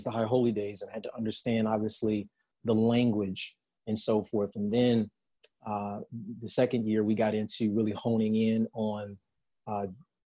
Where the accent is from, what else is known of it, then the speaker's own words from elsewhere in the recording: Chicago, Illinois, United States; moved away as an adult; also born or lived in California / Dallas; Born and raised on the south side of Chicago, specifically Inglewood